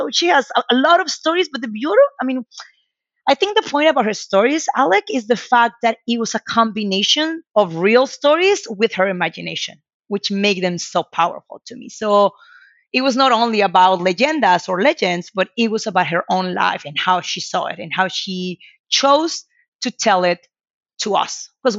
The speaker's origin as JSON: {"language": "English", "town": "Merida", "region": "Yucatán", "country": "Mexico", "tie": "born or raised there", "said": "Growing up in Merida, I had two older brothers. I'm the youngest of three siblings."}